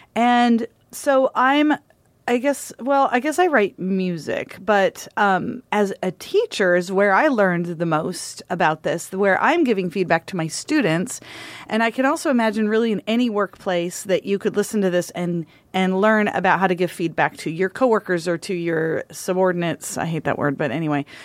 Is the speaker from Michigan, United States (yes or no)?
yes; Michigan, United States; moved away; also born or lived in Oregon; I grew up in Michigan and I called it pop. And when I moved to Oregon